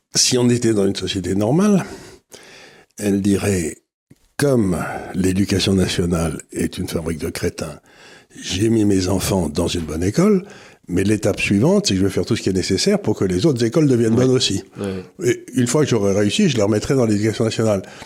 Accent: Amiens, Hauts-de-France, France; Quand j'étais enfant à Amiens

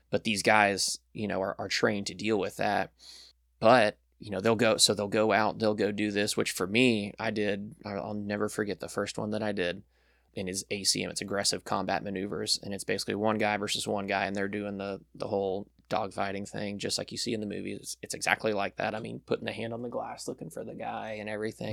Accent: Birmingham, Alabama, United States; moved away as an adult; also born or lived in South Florida; we moved up here when I was really young, around, like, three years old

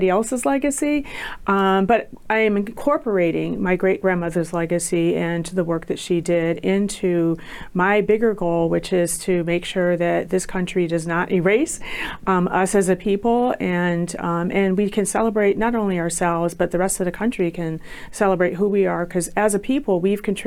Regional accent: Midwest, United States; I was also from the Midwest

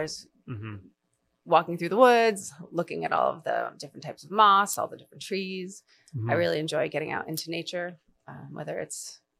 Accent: New York, United States; born there; also born or lived in Atlanta / Connecticut / London / Maine; I was born in New York. We lived there. We moved around my whole life. So the only real place that I've ever felt like was home was Maine.

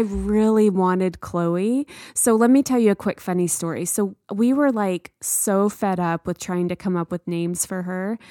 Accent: the South, United States; moved away; growing up in the South

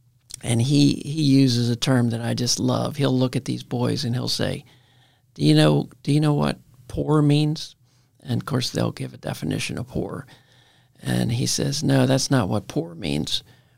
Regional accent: Baltimore, Maryland, United States; born or raised there

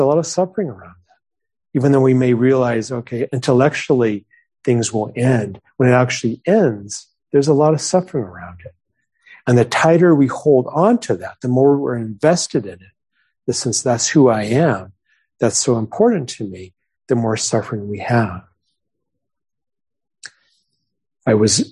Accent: New Mexico, United States; moved away; I grew up in New Mexico

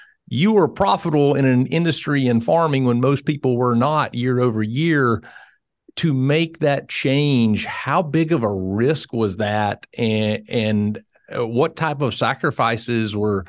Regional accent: Hazlehurst, Georgia, United States; I grew up in Hazelhurst, Georgia

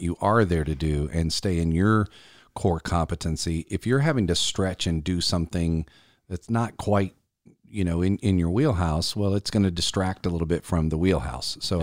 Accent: Columbia, South Carolina, United States; based out of Columbia, South Carolina, my hometown

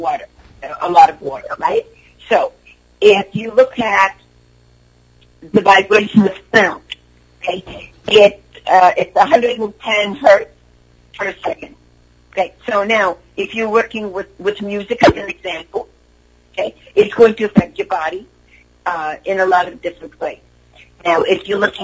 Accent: Hungary; moved away; I'm from Europe. I'm a shaman to Hungary

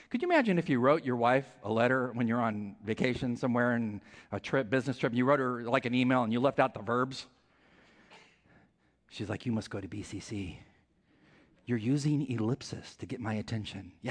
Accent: California, United States; I'm from California, she's from California. So we connected immediately

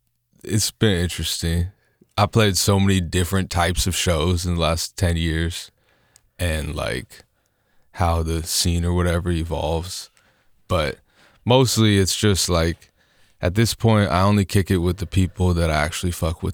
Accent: Lake Oswego, Oregon, United States; Yeah, I grew up mostly in Lake Oswego, actually, but moved around a bunch in the greater Portland area.

